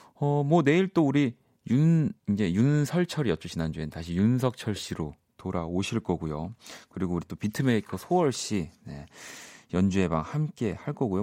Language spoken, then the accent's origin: Korean; South Korea; 우리는 좀 대한민국 사람은